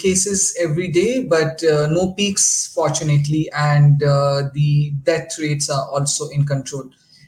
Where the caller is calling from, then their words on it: Delhi, India; I'm calling from Delhi.